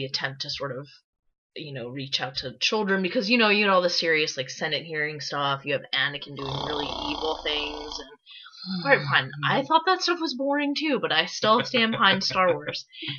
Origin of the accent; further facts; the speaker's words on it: New York, United States; I grew up in New York